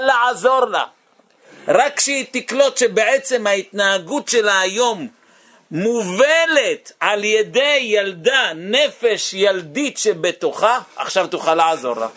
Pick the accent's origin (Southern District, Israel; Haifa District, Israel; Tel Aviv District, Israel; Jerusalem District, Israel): Tel Aviv District, Israel; Bnei Brak; אני הייתי בני ברקי